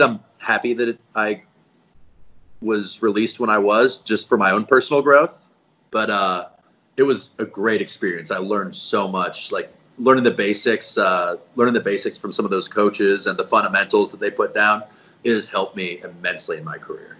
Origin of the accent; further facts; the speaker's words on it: Colorado, United States; moved away as an adult; also born or lived in Nebraska; I grew up in Colorado